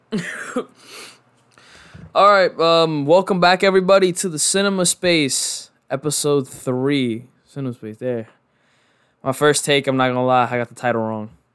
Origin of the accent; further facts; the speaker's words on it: New York, United States; growing up in New York